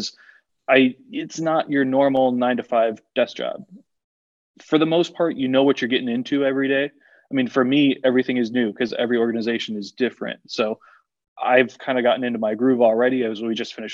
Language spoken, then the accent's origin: English; West Palm Beach, Florida, United States; moved away as an adult; also born or lived in Miami, Florida / Greenville, Tennessee / Biloxi, Mississippi; I grew up in West Palm